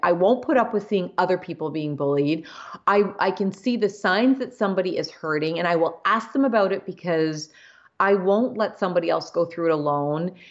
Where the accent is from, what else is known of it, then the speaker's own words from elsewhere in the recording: Canada; so I'm Canadian